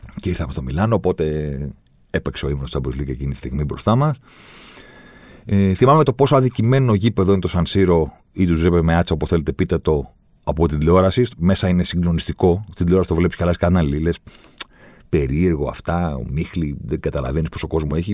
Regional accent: Greece; Μου λέει από πού είσαι. Του λέω από την Ελλάδα

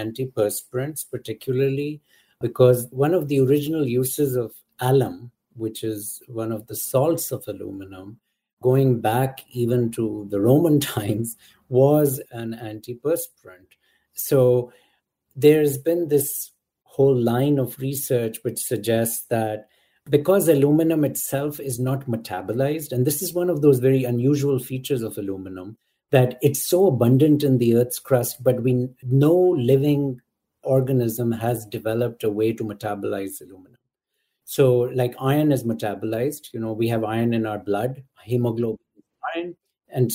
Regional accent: Pakistan; moved away; Growing up in Pakistan

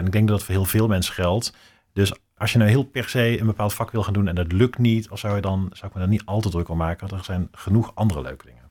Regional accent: North Brabant, Netherlands; Ik kom uit Brabant

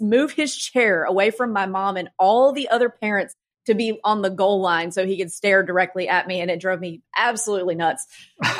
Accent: Starkville, Mississippi, United States; also born or lived in Brooklyn, New York; now in Nashville, United States; I grew up in a small town, small SEC town in Mississippi called Starkville, Mississippi.

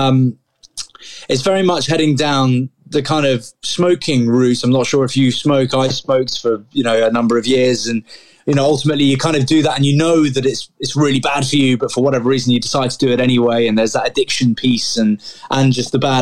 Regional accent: Grantham, East Midlands, United Kingdom; I was born in Grantham

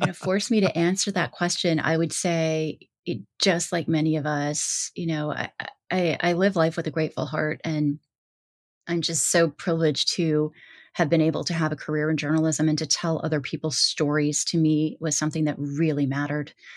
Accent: Midwest, United States; I was raised in the Midwest

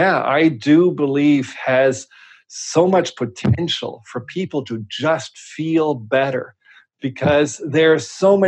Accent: Germany; English is a second language; now in United States; And it's almost 25 years ago that I came from Germany to the US.

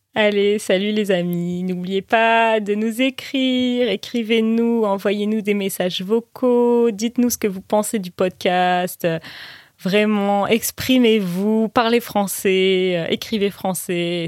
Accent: Zambia; French is a second language; je viens de Zambie et je suis en train d'apprendre le français

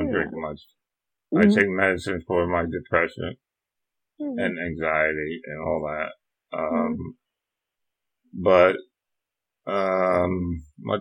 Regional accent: New Jersey, United States; moved away; I grew up in New Jersey.

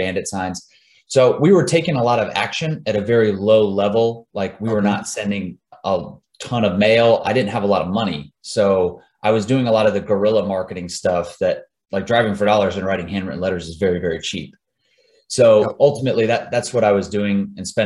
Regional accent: Jacksonville, Florida, United States; also born or lived in Tallahassee, Florida; So I'm originally from Florida, grew up in Jacksonville, went to school at Tallahassee, Florida State, met my wife down in South Florida

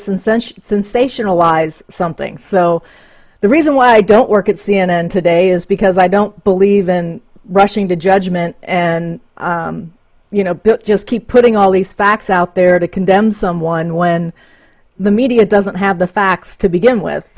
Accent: Reading, Ohio, United States; also born or lived in Middletown, Ohio; I grew up actually outside of Cincinnati. In a place called Reading

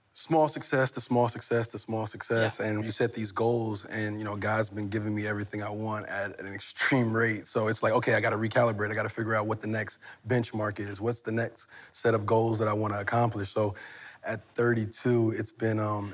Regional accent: Newark, New Jersey, United States; I'm from Newark, New Jersey

